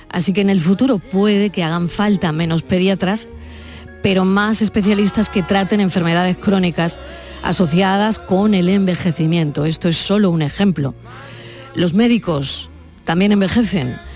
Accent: Seville, Andalusia, Spain; Eh, yo vengo de Sevilla y he estado allí luchando y he estado dos años esperando hasta entrar por fin en medicina

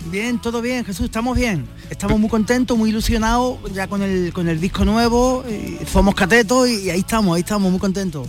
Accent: Rincón de la Victoria, Andalusia, Spain; yo soy de Rincón de la Victoria.

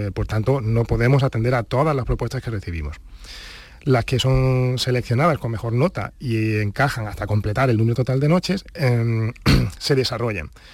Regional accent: Granada, Andalusia, Spain; also born or lived in Huelva / Valdepeñas de Jaén; Yo nací en Huelva, pero a los, dos años eh, pues eh, nos trasladamos a Granada

